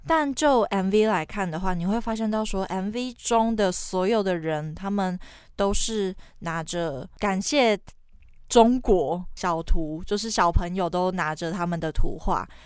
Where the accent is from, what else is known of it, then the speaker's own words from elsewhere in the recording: Taiwan; 我们台湾人